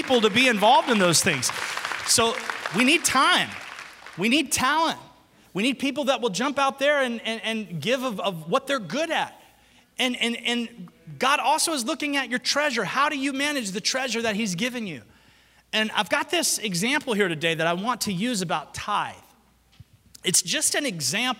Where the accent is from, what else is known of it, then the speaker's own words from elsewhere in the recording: the South, United States; I'm from the South.